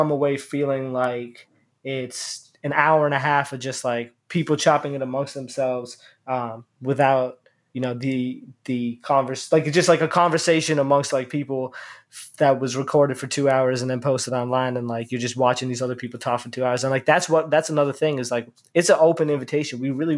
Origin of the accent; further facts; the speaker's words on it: Boston, Massachusetts, United States; the Muslim community that I grew up with in the Boston area